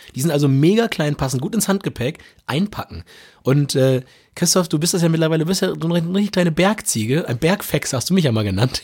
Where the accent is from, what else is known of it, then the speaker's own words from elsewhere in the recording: Germany; wir als Deutsche